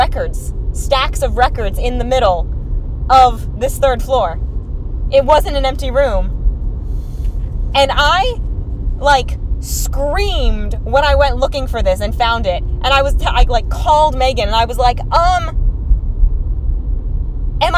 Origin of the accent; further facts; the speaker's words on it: Texas, United States; we're from Texas